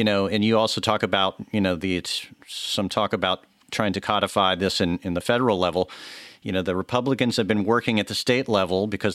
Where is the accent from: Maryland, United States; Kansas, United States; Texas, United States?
Texas, United States; moved away; I'm from Texas, and I love Texas